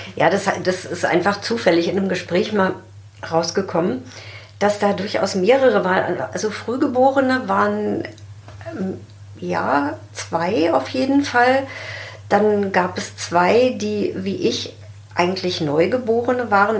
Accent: Germany; bei uns in Deutschland

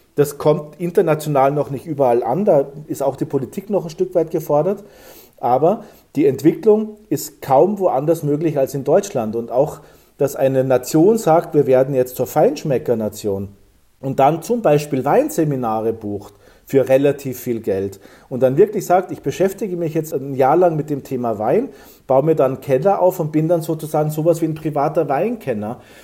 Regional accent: Saalbach-Hinterglemm, Salzburg, Austria; ich bin groß geworden in Zaalbach-Hinterglemm

